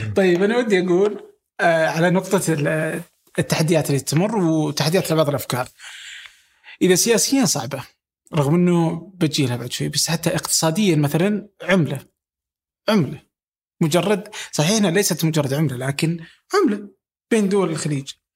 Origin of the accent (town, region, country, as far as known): Saudi Arabia